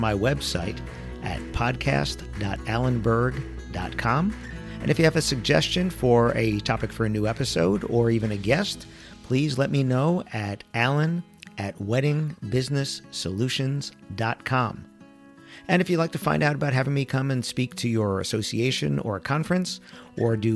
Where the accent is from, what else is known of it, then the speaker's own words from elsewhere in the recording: United States; I grew up in the New York, New Jersey area